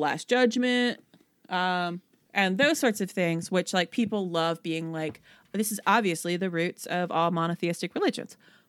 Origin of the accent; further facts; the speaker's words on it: Philippi, West Virginia, United States; that's like saying that the church that I was raised in Philippi, West Virginia, was the same as like the congregation of the Philippians to whom Paul wrote.